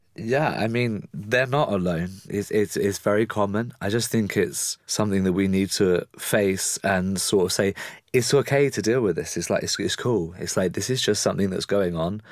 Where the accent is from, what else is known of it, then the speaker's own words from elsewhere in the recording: England, United Kingdom; I'm very English